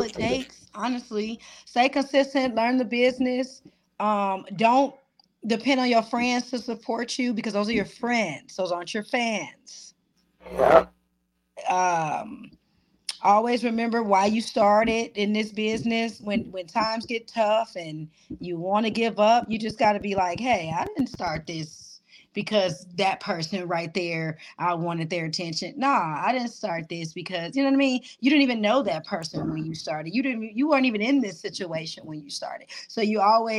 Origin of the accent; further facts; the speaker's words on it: Milwaukee, Wisconsin, United States; now in Las Vegas, United States; I started in the angel choir when I was 4 years old. So wow. Yeah, that's how it started, all the way in Milwaukee, Wisconsin. I'm actually from Milwaukee